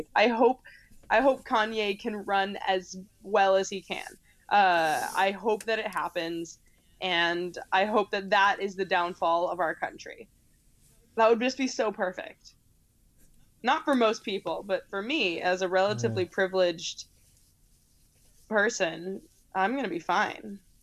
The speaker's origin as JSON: {"language": "English", "country": "United States", "said": "I'm an American"}